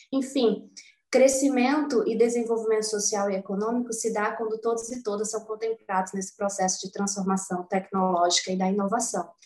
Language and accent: Portuguese; Quixadá, Ceará, Brazil; a minha trajetória começa aos nove anos de idade, lá em Quixadá, sertão central cearense